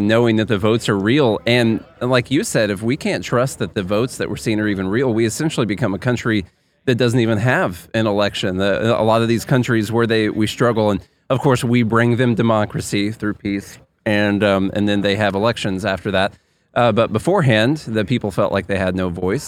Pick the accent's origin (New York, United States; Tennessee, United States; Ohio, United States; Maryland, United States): Tennessee, United States; I'm from Tennessee